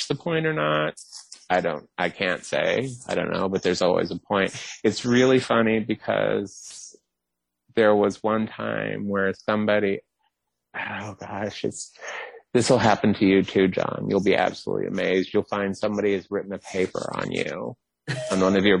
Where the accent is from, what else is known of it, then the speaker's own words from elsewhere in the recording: the South, United States; I'm from the South